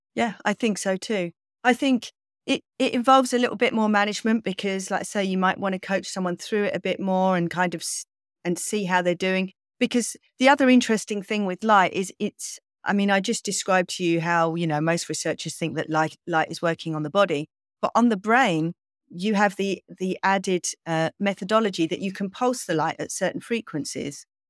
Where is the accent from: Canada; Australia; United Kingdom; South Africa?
United Kingdom; England; I'm kind of English